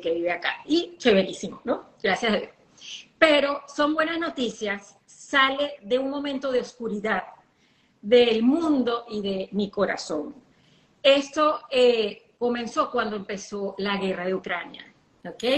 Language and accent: Spanish; Venezuela; accent: caraqueña; now in United States; Yo soy como una arepa, o sea, más criolla imposible. Yo todos los días hablo como un venezolano, todos los días